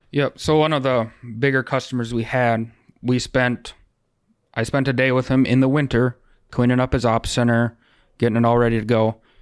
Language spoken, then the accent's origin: English; Rosholt, South Dakota, United States; also born or lived in Wahpeton, North Dakota / Webster, South Dakota; now in Breckenridge, United States; I grew up in Rossell, South Dakota, so just south of here compared to Breck